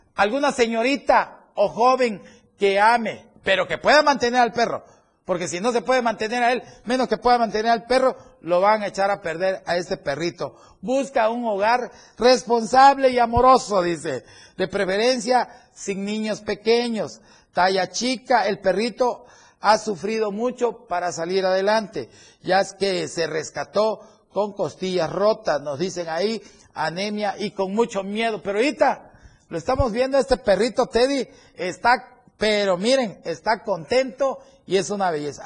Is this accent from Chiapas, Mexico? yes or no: yes; Chiapas, Mexico; Somos muchos los chiapanecos